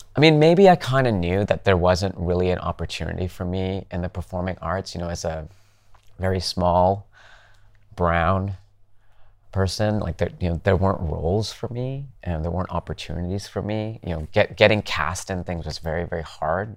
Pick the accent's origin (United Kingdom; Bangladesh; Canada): Canada; Calgary, Alberta; moved away; I grew up in Canada, in Calgary.